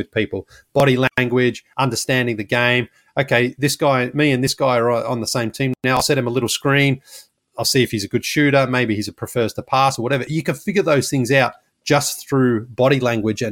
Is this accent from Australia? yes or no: yes; Australia; now in United States